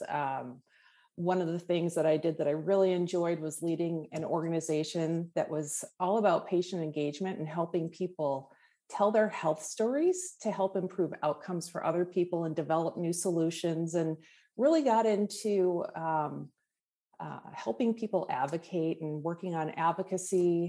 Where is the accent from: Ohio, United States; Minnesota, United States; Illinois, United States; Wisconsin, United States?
Wisconsin, United States; now in Redondo Beach, United States; I grew up in the Midwest in Wisconsin